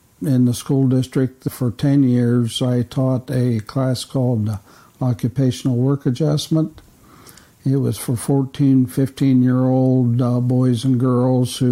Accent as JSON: {"language": "English", "town": "Appleton", "region": "Ohio", "country": "United States", "tie": "born or raised there", "also_born_or_lived": "Warren County, North Carolina", "said": "I was born in Newark Hospital. My parents lived in a little town called Appleton, which is, about 6-7 miles east of here"}